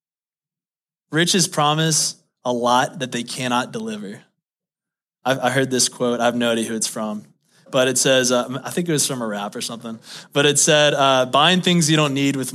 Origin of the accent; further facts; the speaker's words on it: Baton Rouge, Louisiana, United States; moved away; I grew up in Baton Rouge, Louisiana